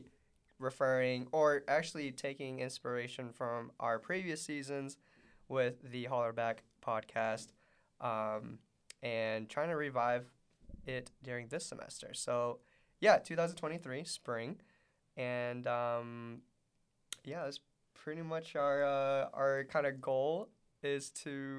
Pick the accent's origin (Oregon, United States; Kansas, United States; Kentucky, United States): Kentucky, United States; Middlesboro; moved away as an adult; now in Lexington, United States; It is my hometown, Middlesboro.